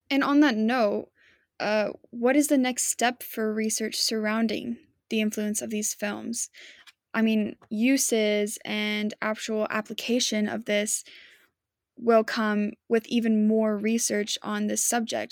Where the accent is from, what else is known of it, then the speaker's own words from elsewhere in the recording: Utah, United States; growing up in Utah, there's a lot of emphasis on religion around here